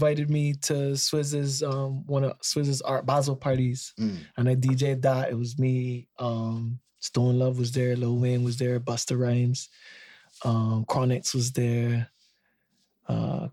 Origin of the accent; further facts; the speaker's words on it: Barbados; I am from Barbados and Barbados is in the Caribbean.